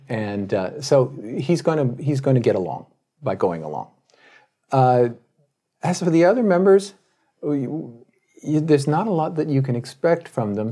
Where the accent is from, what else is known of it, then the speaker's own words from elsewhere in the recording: Tokyo, Japan; my hometown newspaper, the Tokyo Shinbun